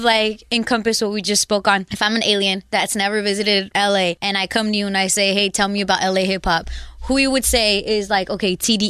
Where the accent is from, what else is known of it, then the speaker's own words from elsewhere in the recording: Long Beach, California, United States; but I'm from Long Beach.